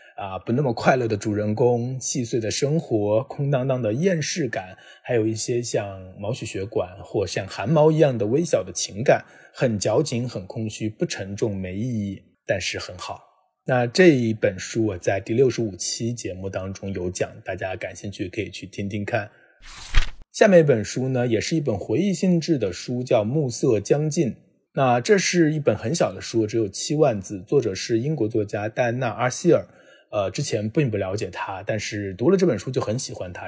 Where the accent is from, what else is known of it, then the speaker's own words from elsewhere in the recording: China; 作为一个中国人，我们都见证了中国经济的发展